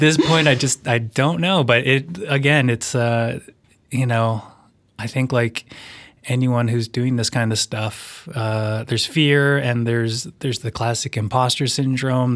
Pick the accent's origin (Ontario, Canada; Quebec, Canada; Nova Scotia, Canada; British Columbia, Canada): British Columbia, Canada; Vancouver; now in Nelson, Canada; where I grew up, in a suburb of Vancouver, it was a, a very white place.